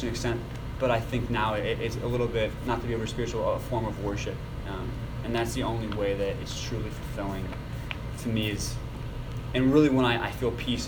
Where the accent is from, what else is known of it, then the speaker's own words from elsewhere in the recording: Copley, Ohio, United States; I grew up in the Akron area, Copley actually